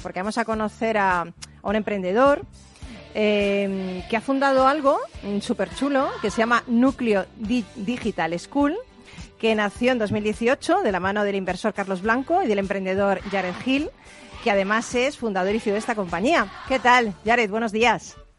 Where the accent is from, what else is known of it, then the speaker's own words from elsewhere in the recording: Spain; nosotros como, como españoles